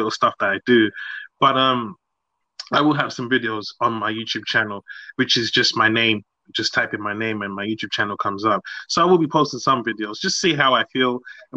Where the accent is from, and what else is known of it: London, United Kingdom; born or raised there; also born or lived in Nigeria